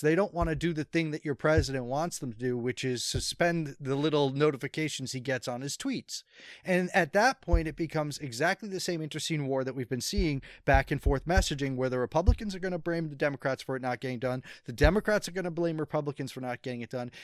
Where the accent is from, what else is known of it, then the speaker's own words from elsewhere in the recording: Rhode Island, United States; my home state, Rhode Island